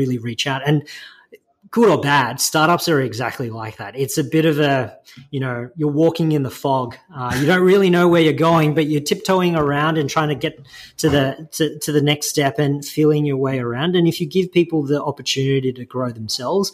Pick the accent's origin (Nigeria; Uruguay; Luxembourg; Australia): Australia; Melbourne, Victoria; also born or lived in China; I was born in China, and I came to Australia when I was about two, down in Melbourne. And I grew up there